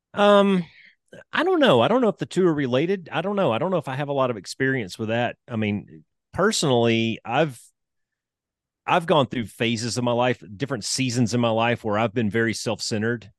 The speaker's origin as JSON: {"language": "English", "region": "Alabama", "country": "United States", "tie": "born or raised there", "said": "I'm a country boy. I grew up in Alabama"}